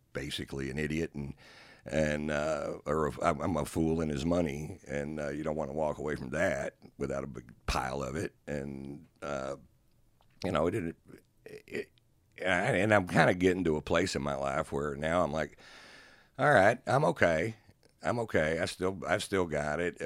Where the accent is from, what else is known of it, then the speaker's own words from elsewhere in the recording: Texas, United States; I was born and raised here, and, and, you know, if people ask me if I'm a Texan, I tell them I'm a Texan